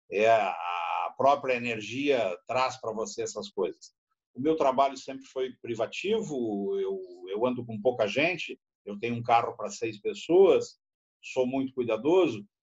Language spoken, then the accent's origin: Portuguese; Canela, Rio Grande do Sul, Brazil; now in Buenos Aires, Argentina; Quando eu vim morar aqui em 82, eu sou de Canela, no Rio Grande do Sul, que é uma cidade turística. É, venho de uma família de, de descendência irlandesa por um lado e alemã por outra.